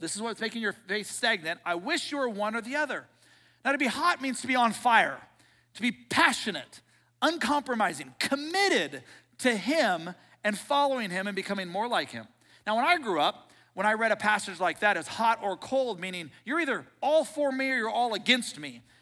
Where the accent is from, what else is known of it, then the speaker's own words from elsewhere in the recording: Seattle, Washington, United States; I grew up in Seattle.